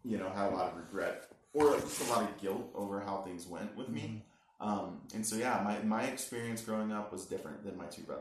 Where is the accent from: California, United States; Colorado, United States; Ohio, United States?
Colorado, United States; Littleton; We moved to Colorado. I was in the third grade. I ended up growing up in Littleton, Colorado